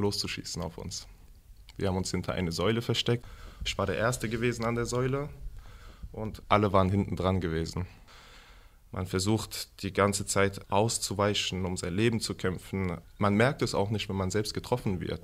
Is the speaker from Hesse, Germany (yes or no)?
yes; Hanau, Hesse, Germany; Ich bin hier in Hanau geboren am 1.9.1996.